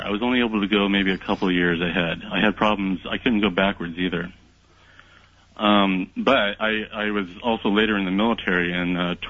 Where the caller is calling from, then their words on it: California, United States; I am calling from Southern California.